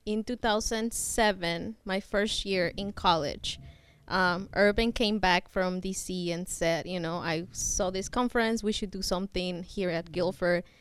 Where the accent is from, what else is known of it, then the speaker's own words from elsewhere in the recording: Mexico; now in Burlington; I'm from Burlington or from Mexico, but have been in Burlington for a few years.